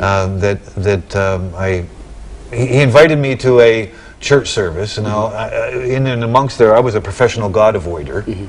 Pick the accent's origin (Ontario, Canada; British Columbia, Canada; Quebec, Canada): British Columbia, Canada; I'm a Canadian. I was born in British Columbia